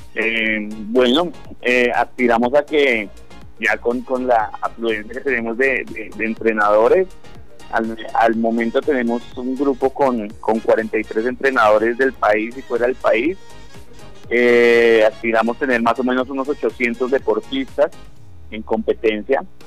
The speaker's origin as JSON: {"language": "Spanish", "country": "Colombia", "said": "nosotros como comunidad colombiana"}